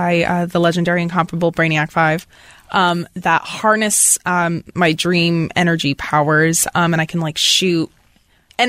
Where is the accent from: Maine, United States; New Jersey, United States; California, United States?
Maine, United States; Portland; moved away; I'm from Maine.